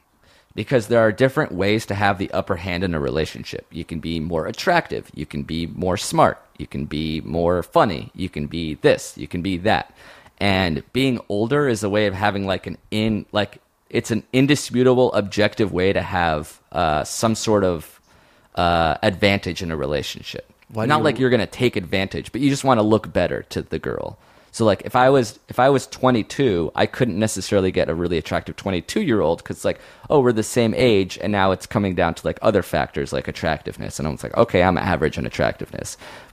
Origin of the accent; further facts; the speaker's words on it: Montreal, Quebec, Canada; I'm from Montreal, so we finish when we're 16.